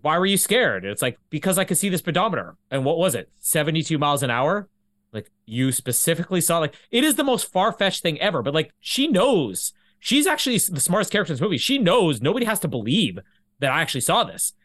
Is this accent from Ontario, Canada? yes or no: no; Manitoba, Canada; also born or lived in LaSalle / Vita; now in Winnipeg, Canada; I'm Canadian.